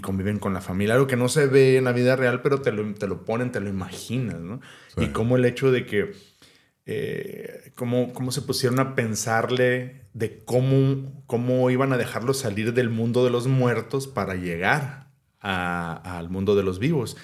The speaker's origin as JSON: {"language": "Spanish", "country": "Mexico", "said": "como mexicano"}